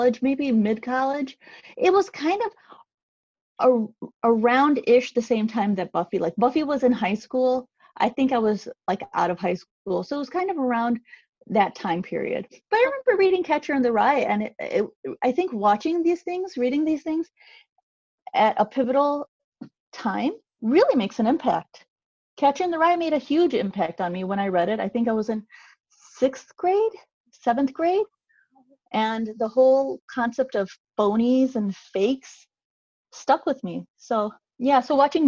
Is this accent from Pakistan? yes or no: yes; Pakistan; as a Pakistani mom